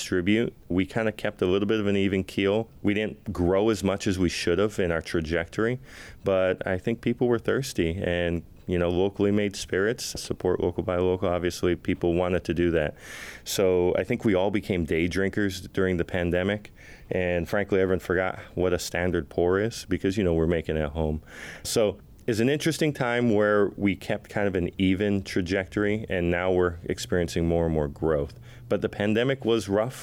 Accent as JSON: {"language": "English", "region": "Texas", "country": "United States", "tie": "born or raised there", "also_born_or_lived": "Waimanalo, Hawaii", "moved": "as an adult", "lives_now": "Hawaii, United States", "said": "We moved to Texas. Hawaii, of course, is expensive for a single parent. So we moved to Texas. I grew up down there"}